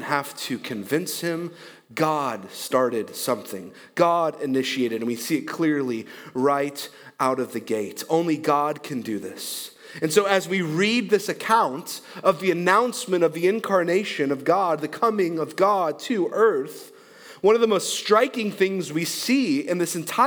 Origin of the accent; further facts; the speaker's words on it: Michigan, United States; now in Texas, United States; I'm from Michigan